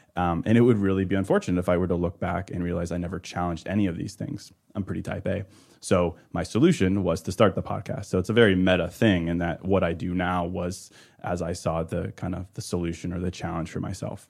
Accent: Midwest, United States; also born or lived in Chicago; I'm a Midwesterner

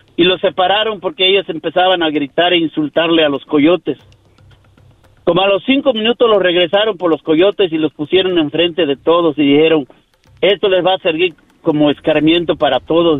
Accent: Yucatán, Mexico; now in United States; de México, de Yucatán.

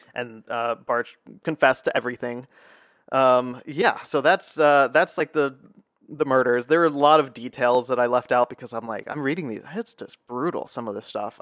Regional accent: United States; also born or lived in Essen, Germany; as an American

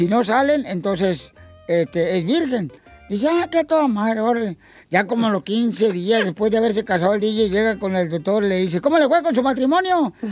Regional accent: Guerrero, Mexico; now in Sacramento, United States; yo soy de Guerrero.

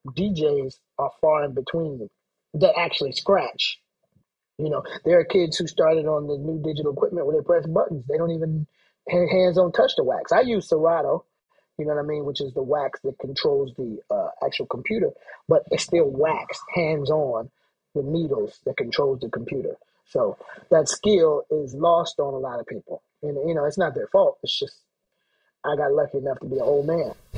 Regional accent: Atlanta, Georgia, United States; also born or lived in Brooklyn / Philadelphia; I'm from Atlanta, but I was living in Brooklyn

